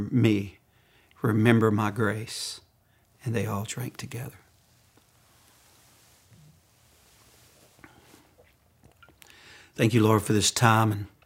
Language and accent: English; Louisiana, United States; now in Arkansas, United States; I'm from Louisiana, and I'm a Cajun.